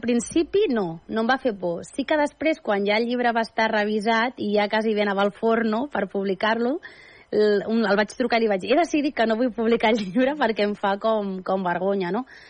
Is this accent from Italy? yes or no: no; Andorra; moved away; also born or lived in Catalonia; jo pràcticament a Andorra m'hi vaig criar